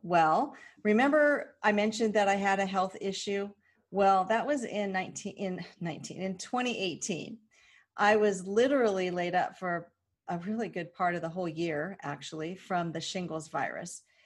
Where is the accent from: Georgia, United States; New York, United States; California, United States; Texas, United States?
California, United States; Southern; growing up in Southern California, it was really odd to be a native